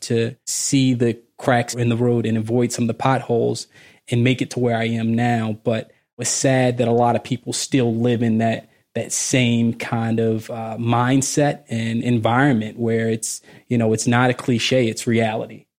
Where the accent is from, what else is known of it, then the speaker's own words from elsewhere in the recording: Baltimore, Maryland, United States; moved away; I'm originally from Baltimore